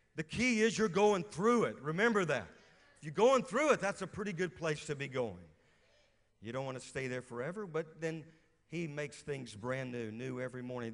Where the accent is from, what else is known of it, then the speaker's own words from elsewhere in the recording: Louisiana, United States; moved away as an adult; also born or lived in West Virginia; now in Moravian Falls, United States; I'm from Louisiana